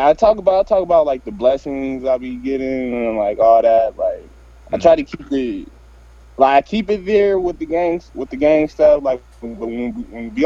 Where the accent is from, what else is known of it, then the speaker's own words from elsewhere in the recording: Stockton, California, United States; I'm from Stockton, California